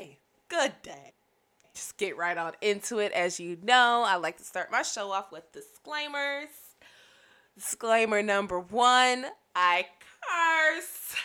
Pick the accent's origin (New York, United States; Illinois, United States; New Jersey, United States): Illinois, United States; Chicago; being born and raised in the Chicagoland area